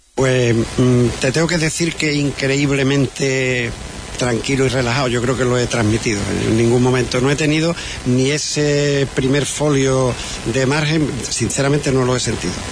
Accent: Huelva, Andalusia, Spain; yo soy más de Huelva que los cabezas

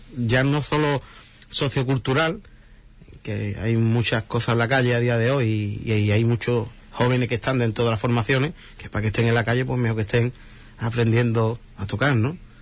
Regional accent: Huelva, Andalusia, Spain; somos tres músicos de Huelva

